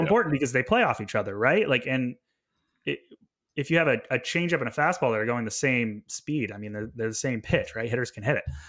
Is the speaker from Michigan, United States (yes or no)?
no; Vermont, United States; moved away as an adult; also born or lived in Montreal, Canada / British Columbia, Canada; I went to McGill University in Montreal, Quebec after growing up in Vermont